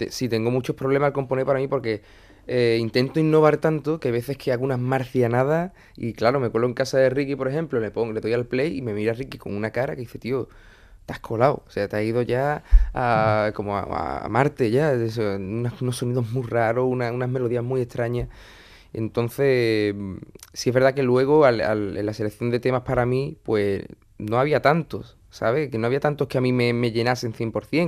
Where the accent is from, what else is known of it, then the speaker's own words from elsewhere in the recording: Puerto Real, Andalusia, Spain; moved away; also born or lived in Cádiz; La gente de Puerto Real, que es de donde yo soy